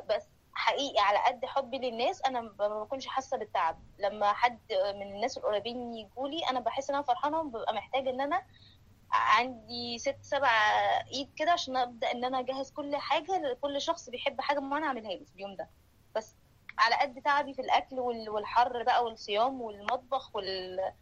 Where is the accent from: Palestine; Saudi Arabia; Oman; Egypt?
Egypt; moved away; بنتجمع كمصريين